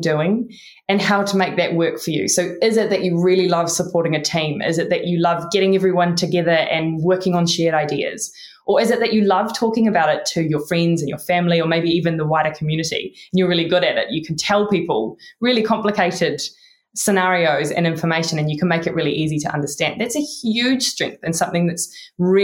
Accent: New Zealand; accent: Kiwi; My Kiwi accent

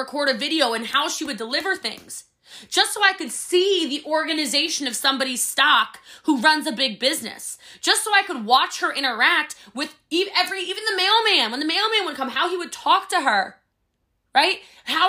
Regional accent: Maryland, United States; I'm from Maryland.

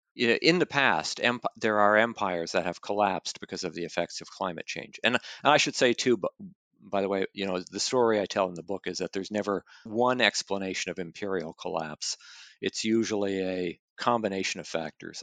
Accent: Canada; moved away; I'm originally from Canada.

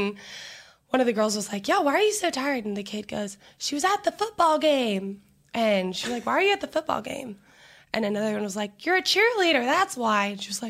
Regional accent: Houston, Texas, United States; moved away as an adult; also born or lived in College Station, Texas; So grew up in Houston. Never thought I was going to leave Houston.

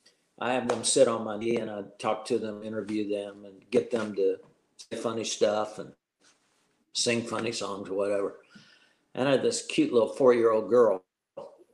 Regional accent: the South, United States; also born or lived in Florida / South Carolina; I grew up in the South

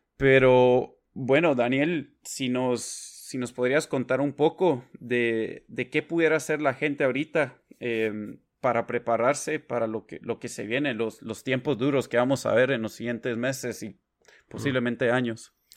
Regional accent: Guatemala; now in Washington, D.C., United States; crecí y he vivido la mayoría de mi vida en Guatemala

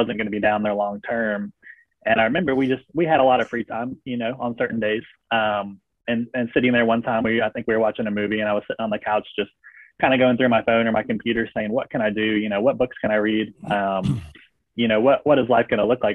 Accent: Cary, North Carolina, United States; moved away as an adult; also born or lived in Alabama; my hometown of Cary, North Carolina

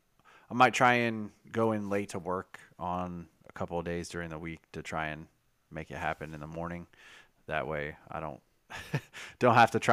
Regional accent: Kentucky, United States; This is Kentucky. We are from Kentucky.

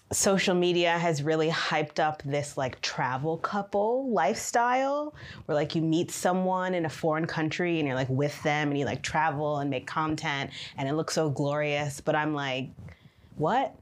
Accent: Michigan, United States; now in China; I am from Michigan in the United States

